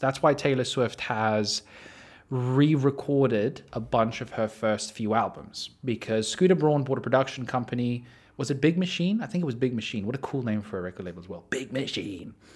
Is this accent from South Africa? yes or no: yes; South Africa; I'm South African